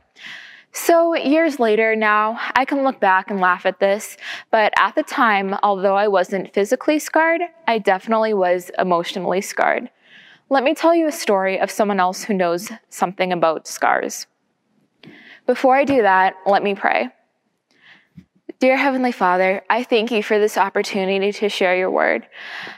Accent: Everett, United States; I grew up in Everett and attended Calvary Christian Church in Linfield

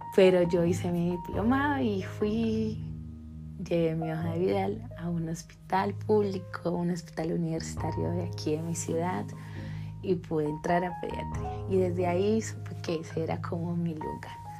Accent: Colombia; en mi país Colombia generalmente tenemos 10 semestres

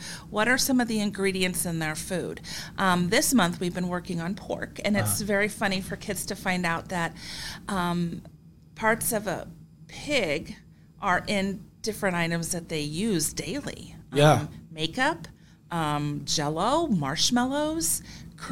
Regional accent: Davenport, Iowa, United States; also born or lived in Oskaloosa, Iowa; now in Washington, United States; I was born and raised in Davenport, Iowa

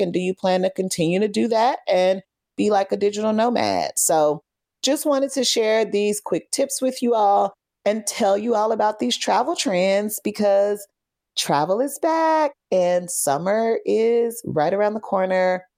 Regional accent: Fort Worth, Texas, United States; moved away as an adult; also born or lived in Chicago; I'm from Fort Worth

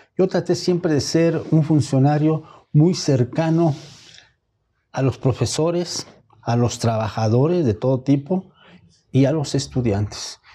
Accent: Mexico; lo que somos mexicanos

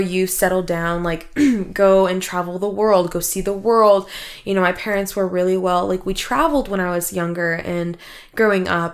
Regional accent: Washington, United States; first language Russian; I was born and raised in Washington

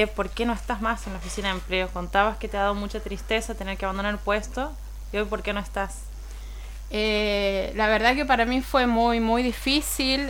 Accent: Beltrán, Santiago del Estero, Argentina; also born or lived in Forres; vengo del interior, no es tan lejos. Vengo de Beltrán y Forres.

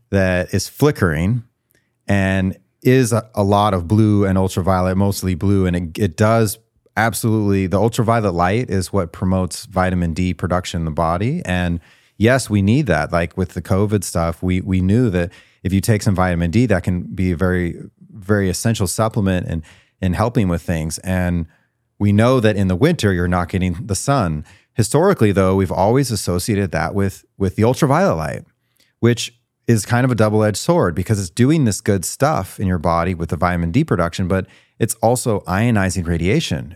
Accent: Great Falls, Montana, United States; moved away; also born or lived in Missouri; where I grew up was, uh, Great Falls, Montana

